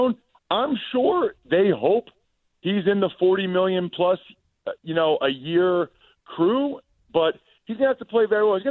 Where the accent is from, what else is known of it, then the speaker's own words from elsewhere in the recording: Philadelphia, Pennsylvania, United States; I'm from Philly